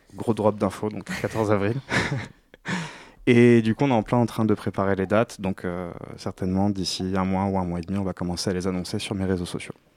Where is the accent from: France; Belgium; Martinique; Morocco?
Morocco; je suis du Maroc